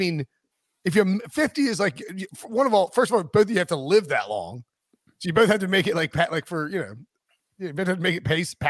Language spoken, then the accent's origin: English; High Point, North Carolina, United States; my hometown of High Point, North Carolina.